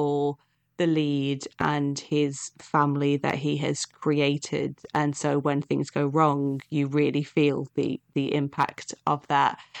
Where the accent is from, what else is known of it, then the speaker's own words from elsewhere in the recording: Nottingham, East Midlands, United Kingdom; I grew up in Nottingham